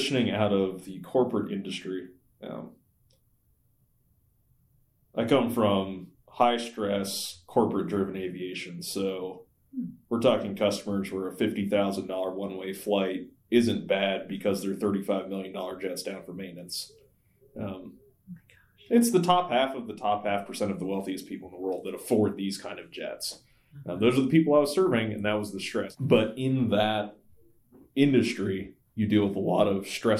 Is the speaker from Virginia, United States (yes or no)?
yes; Virginia, United States; moved away; I talked to a pastor that I grew up with back in Virginia